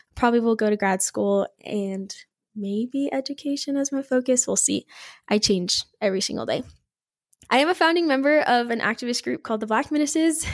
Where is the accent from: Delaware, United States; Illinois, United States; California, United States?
California, United States; Bakersfield; I am from Bakersfield, California